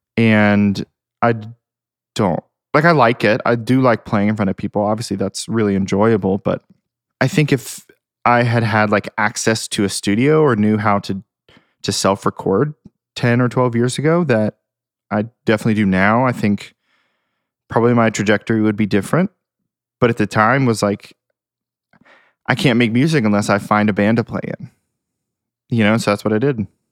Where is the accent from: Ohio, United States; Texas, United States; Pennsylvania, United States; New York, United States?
Ohio, United States; Hamilton; moved away as an adult; now in Nashville, United States; I am from Hamilton, Ohio, which is, like, southwest, north of Cincinnati